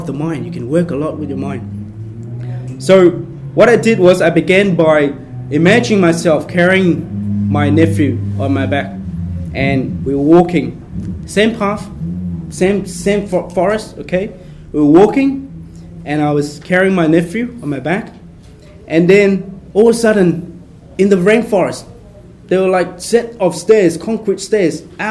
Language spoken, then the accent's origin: English; Brisbane, Queensland, Australia; I grew up in Brisbane